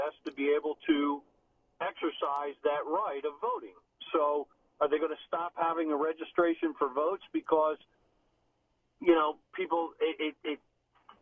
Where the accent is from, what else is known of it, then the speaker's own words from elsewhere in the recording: Philadelphia, Pennsylvania, United States; moved away; I come from originally from Philadelphia